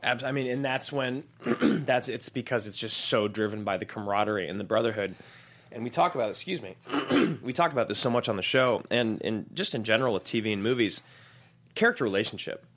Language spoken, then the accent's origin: English; United States; born and raised in America.